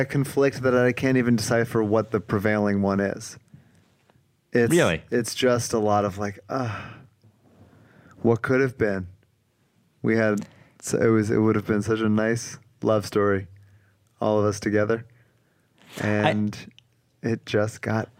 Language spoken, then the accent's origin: English; Philadelphia, Pennsylvania, United States; but look, I'm from Philly, dog. You can throw anything at me. I'll keep coming.